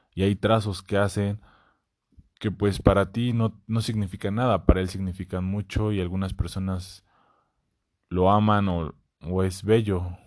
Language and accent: Spanish; Puebla, Mexico; soy poblano